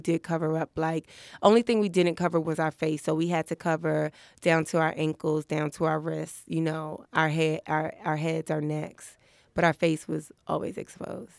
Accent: New York City, New York, United States; also born or lived in Brooklyn; I was born in Brooklyn, but I grew up in Harlem.

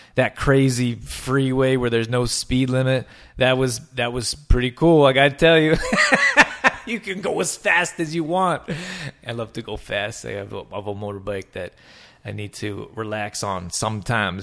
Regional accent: Calgary, Alberta, Canada; moved away; I'm from Can-, Alberta, Calgary, Alberta, we got huge, giant mountains

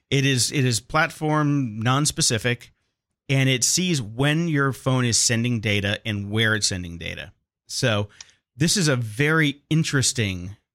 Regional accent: Barcelona, Catalonia, Spain; I don't have a Spanish accent, I don't have a Spanish accent. I'm from Barcelona.

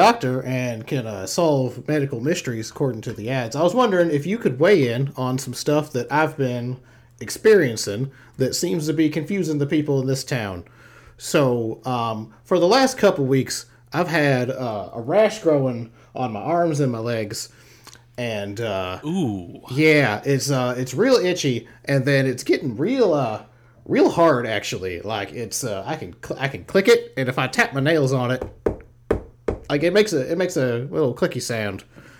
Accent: Savannah, Georgia, United States; I'm from Savannah, Georgia. I work on a shrimp and boat.

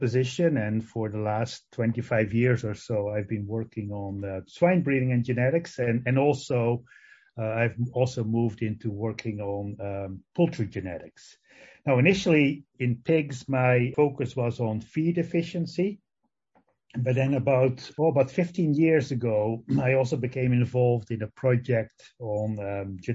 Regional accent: Netherlands; English is a second language; moved away as an adult; also born or lived in Madison, Wisconsin / Guelph, Canada; now in Ames, United States; I actually grew up in on a mixed crop and dairy farm in the Netherlands. That's where my accent comes from

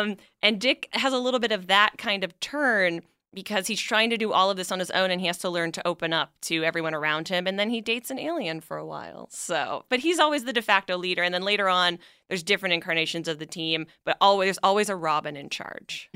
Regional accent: Canada; moved away; I'm originally from Canada

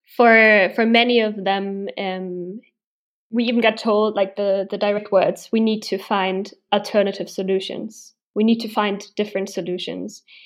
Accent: Berlin, Germany; I live and I'm from Berlin

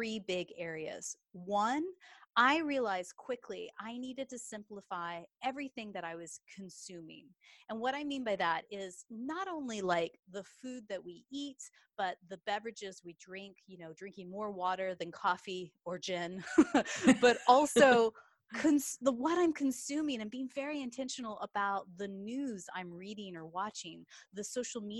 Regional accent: Texas, United States; now in England; as you can tell from my accent, I am a Texas girl, but I actually live in England.

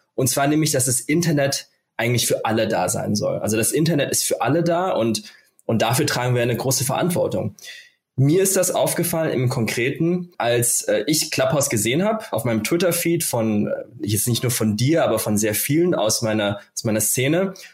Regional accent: Germany; bei uns in Deutschland

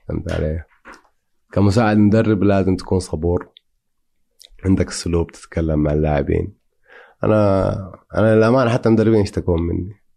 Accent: Saudi Arabia; عندنا في السعوديه

